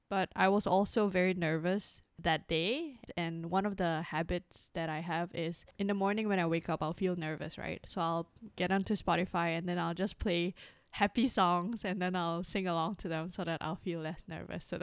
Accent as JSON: {"language": "English", "country": "Singapore", "also_born_or_lived": "Indonesia", "lives_now": "Hong Kong", "said": "I came from Singapore and Indonesia where I speak the languages and when I come to Hong Kong, people here speak Cantonese."}